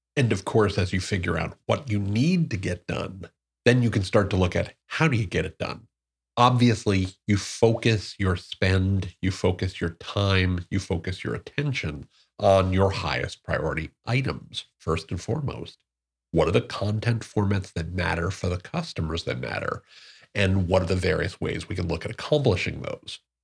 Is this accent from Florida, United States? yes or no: no; Newark, New Jersey, United States; I'm from Newark, New Jersey, uh, born and raised